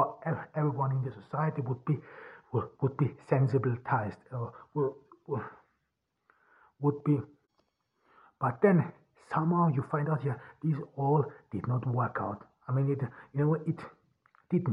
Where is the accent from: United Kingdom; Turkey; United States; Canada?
Turkey; also born or lived in Austria; here in Turkey, even here in my hometown